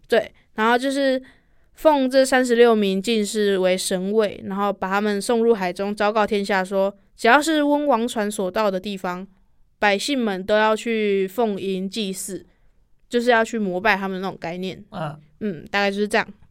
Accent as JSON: {"language": "Chinese", "town": "Donggang", "region": "Pingtung County", "country": "Taiwan", "tie": "born or raised there", "moved": "yes", "lives_now": "Taichung, Taiwan", "said": "我的家乡其实是在屏东东港"}